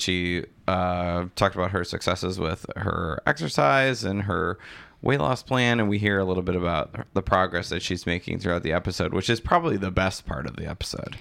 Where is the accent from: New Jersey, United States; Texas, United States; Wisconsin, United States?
Wisconsin, United States; DeForest; I grew up in DeForest